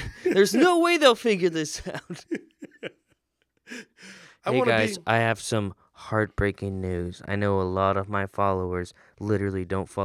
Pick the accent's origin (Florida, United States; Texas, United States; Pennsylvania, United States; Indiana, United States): Florida, United States; in a tourist town where I grew up in Florida